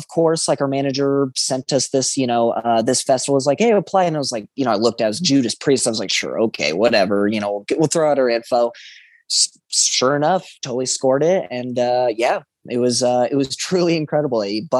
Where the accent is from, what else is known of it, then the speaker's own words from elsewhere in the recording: Spokane, Washington, United States; also born or lived in Roseville, California / Minnesota; I definitely say the majority of my life definitely lived in Spokane. I was born in Roseville, California. Me and my parents, you know, lived there for a little bit. We moved over to Minnesota for a short while and then came up here.